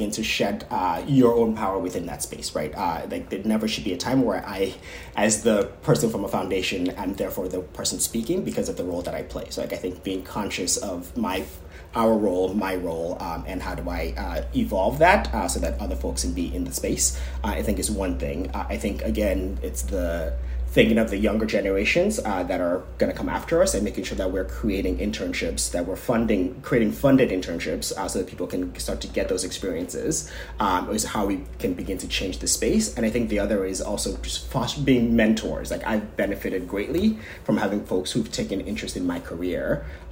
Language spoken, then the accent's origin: English; Nigeria; moved away; I, as a Nigerian person